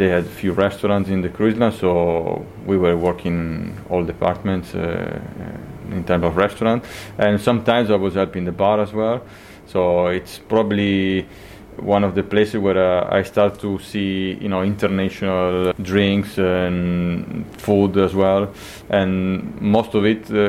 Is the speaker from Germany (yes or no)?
no; close to Venice, Veneto, Italy; also born or lived in Argentina; I moved to Italy in 1990. So I spent pretty much all my life here close to Venice